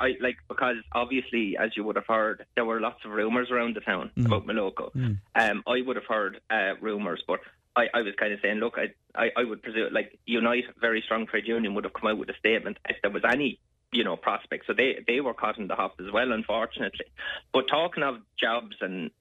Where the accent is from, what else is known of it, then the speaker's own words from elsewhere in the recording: Ardfinnan, Munster, Ireland; I'm from Ardfinnan